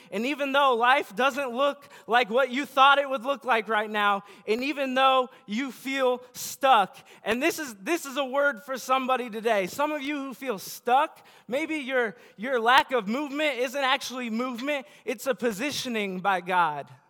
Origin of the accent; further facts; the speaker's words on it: Bellevue, United States; Bellevue where I grew up